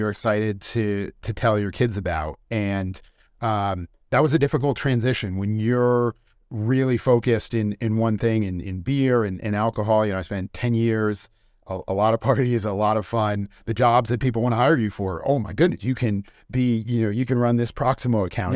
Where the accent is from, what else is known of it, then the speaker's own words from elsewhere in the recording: West Hartford, Connecticut, United States; moved away as an adult; also born or lived in Boston / Melbourne, Australia / New York City; growing up in West Hartford